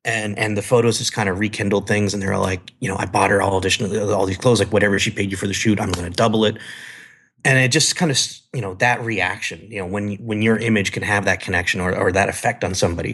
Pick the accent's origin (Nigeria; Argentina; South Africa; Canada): Canada; moved away as an adult; also born or lived in San Diego / Las Vegas / Chicago; now in California, United States; I'm from Canada. Yeah, I know, snow, I grew up with it